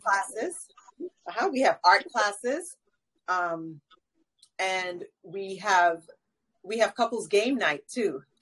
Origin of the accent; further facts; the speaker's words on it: New York, United States; now in Atlanta, United States; I'm from New York. I was born in New York, um, Caribbean and South American heritage